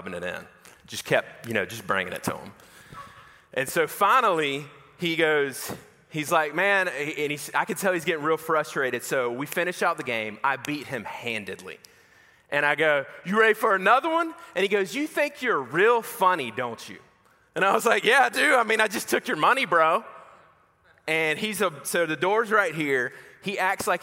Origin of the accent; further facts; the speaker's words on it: Macon, Georgia, United States; I grew up in Macon, Georgia